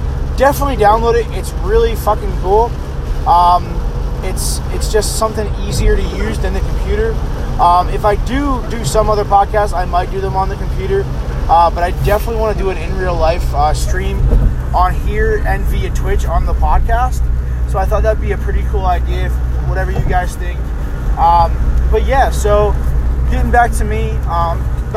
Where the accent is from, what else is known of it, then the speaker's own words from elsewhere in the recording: Middletown, New York, United States; moved away as an adult; now in Huntersville, United States; I am originally from New York, Orange County, New York, Middletown, New York. I lived there for pretty much my whole life until 2.5 years ago when I moved down here